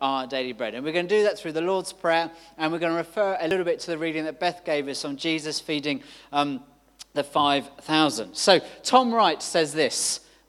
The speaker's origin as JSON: {"language": "English", "region": "London", "country": "United Kingdom", "tie": "born or raised there", "said": "I grew up in London"}